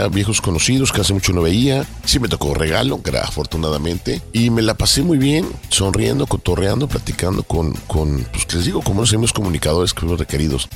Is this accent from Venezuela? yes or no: no; Mexico; como mexicanos